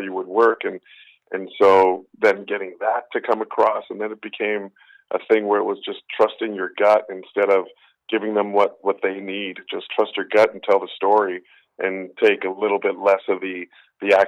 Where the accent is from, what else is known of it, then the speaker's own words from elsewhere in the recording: Winnipeg, Manitoba, Canada; I'm from Winnipeg, Manitoba, and we were playing a bar in Winnipeg